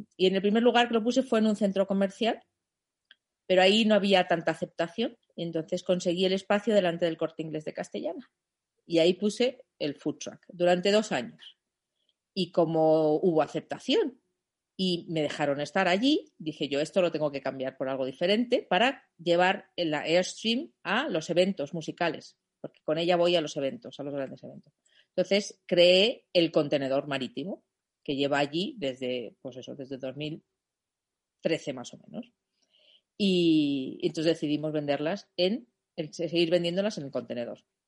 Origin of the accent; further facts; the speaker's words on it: Germany; Spanish is a second language; moved away as an adult; also born or lived in New York, United States; now in Spain; soy alemana